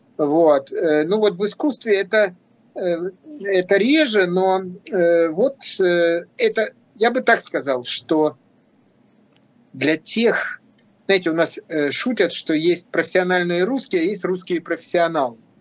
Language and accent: Russian; Russia; moved away as an adult; also born or lived in Moscow, Russia; now in Montenegro; работал с такой же интенсивностью у себя на родине